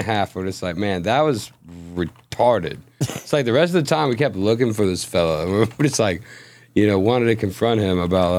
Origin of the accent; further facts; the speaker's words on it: Matagorda County, Texas, United States; I grew up in Matagorda County, though.